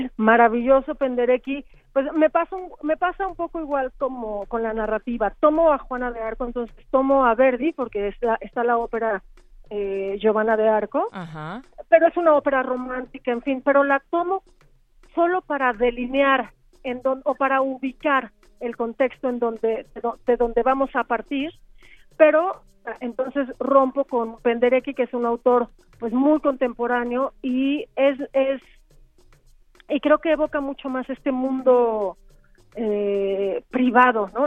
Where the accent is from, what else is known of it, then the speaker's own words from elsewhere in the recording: Mexico; nosotros como mexicanos